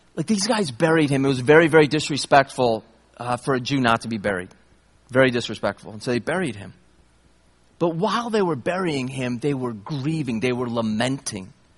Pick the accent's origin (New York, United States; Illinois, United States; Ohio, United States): New York, United States; upstate; I grew up in New York, upstate New York